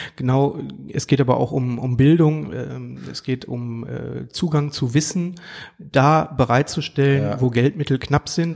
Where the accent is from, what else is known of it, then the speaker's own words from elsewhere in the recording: Duisburg, North Rhine-Westphalia, Germany; Ein Ruhrpott-Gewächs, gebürtiger Duisburger